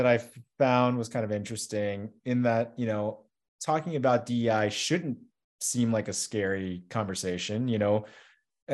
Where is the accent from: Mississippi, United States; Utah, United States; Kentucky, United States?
Kentucky, United States; I'm a Chinese guy, Chinese American, born in Kentucky